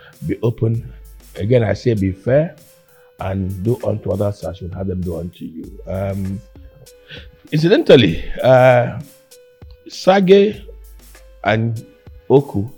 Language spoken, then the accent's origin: English; Calabar, Cross River, Nigeria; also born or lived in Akwa Ibom; Julia and I grew up in Calabar